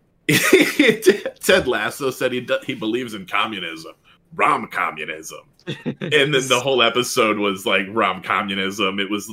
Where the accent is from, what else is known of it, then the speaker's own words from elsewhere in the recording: Texas, United States; I grew up in Texas.